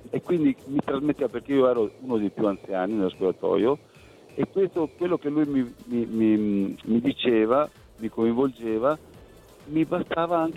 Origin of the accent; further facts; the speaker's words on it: Veneto, Italy; moved away as an adult; now in Florence, Italy; io sono un veneto adottivo di Firenze, 42 anni che vivo qua